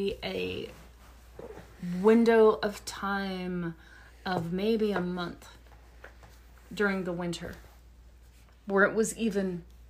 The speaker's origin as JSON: {"language": "English", "region": "Louisiana", "country": "United States", "tie": "born there", "also_born_or_lived": "Texas", "said": "so I was born in Louisiana and then we moved to East Texas for a while. We're not getting any snow in Houston and Corpus Christi. And so then, northern Louisiana, there was always a glimmer of hope."}